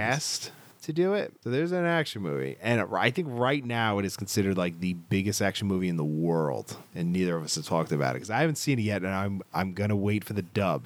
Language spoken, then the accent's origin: English; Scotland, United Kingdom; I'm Scottish